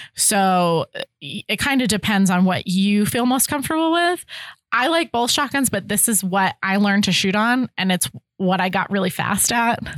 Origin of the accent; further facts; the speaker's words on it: Connecticut, United States; moved away as an adult; now in Ohio, United States; I'm from Connecticut, so I'm not from Ohio